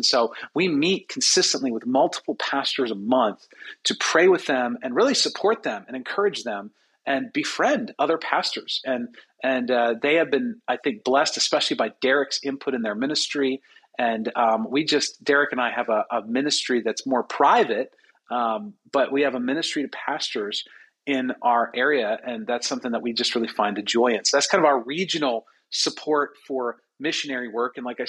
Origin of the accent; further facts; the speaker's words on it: United States; It's not the best for me to go out there as an American